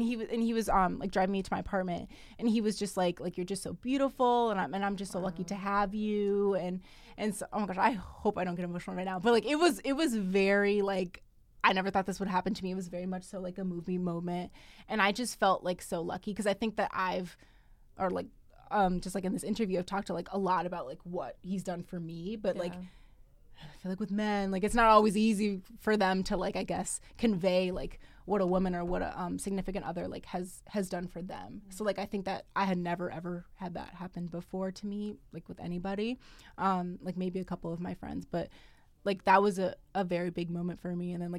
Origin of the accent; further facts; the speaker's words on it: United States; growing up in America